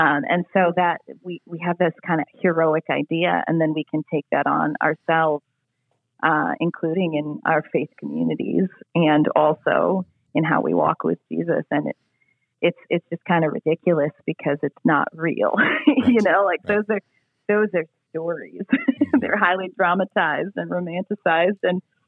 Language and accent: English; United States; I am American